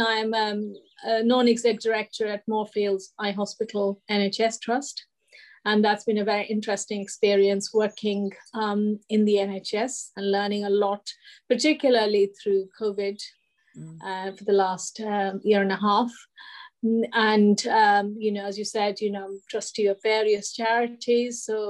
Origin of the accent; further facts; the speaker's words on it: India; moved away; when I came from India, I thought it would be like wonderful, you know, women and men equal, but no, it wasn't.